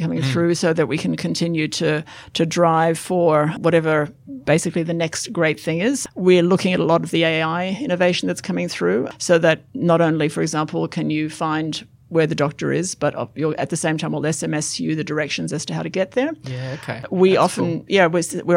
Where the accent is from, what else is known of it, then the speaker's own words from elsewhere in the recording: Australia; I'm an Australian who pays tax